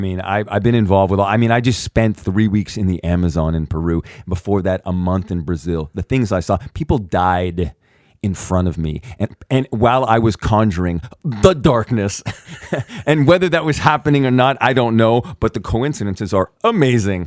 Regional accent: Canada; I'm from Canada

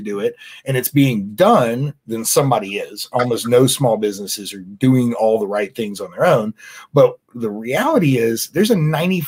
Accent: United States; we as the American people

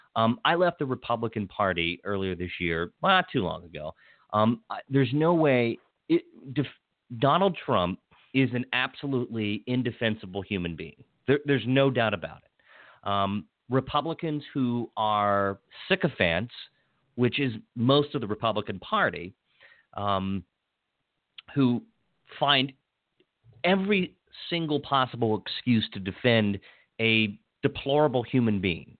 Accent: Hagerstown, Maryland, United States; I grew up in Western Maryland, in Hagerstown, Maryland, and my pretty much my entire family's from there

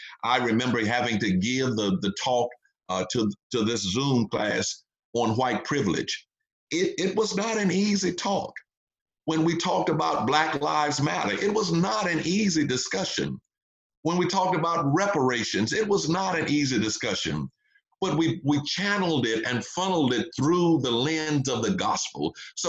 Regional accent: Texas, United States; I grew up during the civil rights movement. I was born and reared in the South during the Jim Crow era. I remember the colored water fountains, the segregated facilities, and all of that.

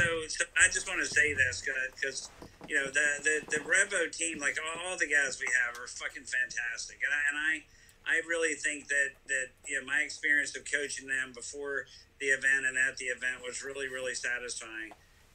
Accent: North Carolina, United States; Carolina. I'm from North Carolina.

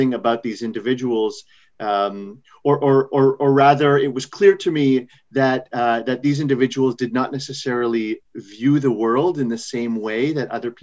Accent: Montreal, Quebec, Canada; moved away as an adult; now in New York, United States; I grew up in Canada. I born and raised in Montreal.

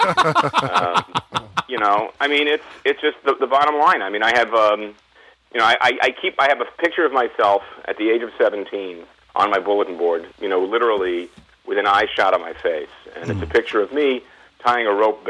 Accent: New York City, New York, United States; also born or lived in Newark, New Jersey; I was raised in first in Staten Island, and then in Brooklyn, and then in Queens

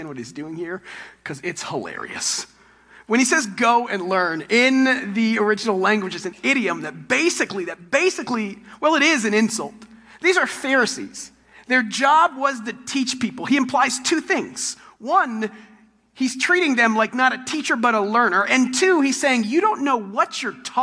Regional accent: Texas, United States; I'm from Texas

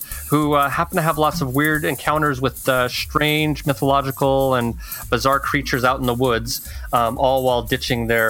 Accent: Utah, United States; I grew up in Utah

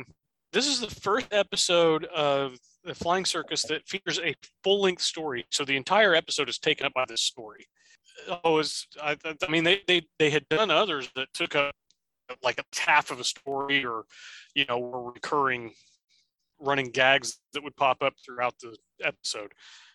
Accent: Midwest, United States; we're from the Midwest

